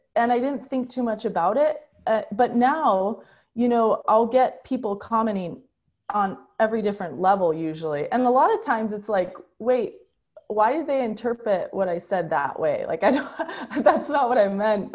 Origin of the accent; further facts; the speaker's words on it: United States; as a American